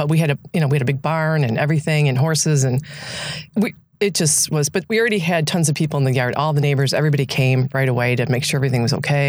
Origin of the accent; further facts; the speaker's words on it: Illinois, United States; moved away; I grew up in Illinois